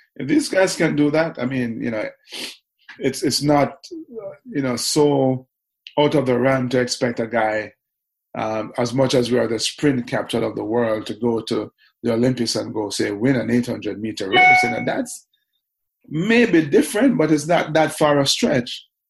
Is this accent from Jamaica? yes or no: yes; Kingston, Jamaica; grew up, was born and raised in Kingston